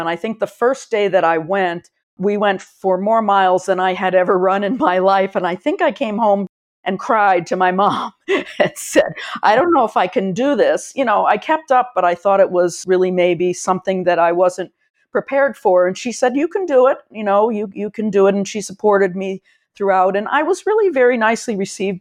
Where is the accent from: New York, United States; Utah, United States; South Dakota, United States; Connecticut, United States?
Connecticut, United States; also born or lived in Chapel Hill, North Carolina / Washington, District of Columbia, United States; I've spent most of my life in Connecticut in a, a sort of a rural small town along the shoreline of Long Island Sound a little bit east of New Haven